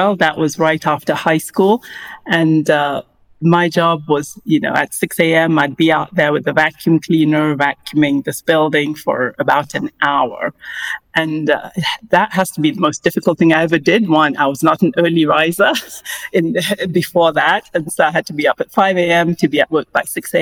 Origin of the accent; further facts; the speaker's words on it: Kenya; growing up in Kenya